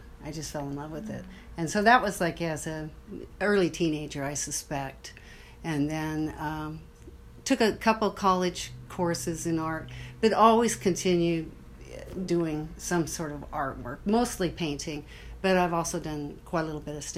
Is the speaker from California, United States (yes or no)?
no; Othello, Washington, United States; also born or lived in Moses Lake, Washington / St. Louis, Missouri / Spokane, Washington; I grew up mostly in Othello, Washington